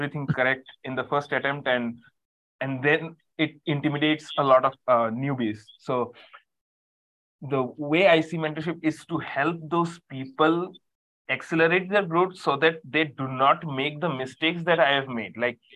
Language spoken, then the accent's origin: English; India; I'm a coach from India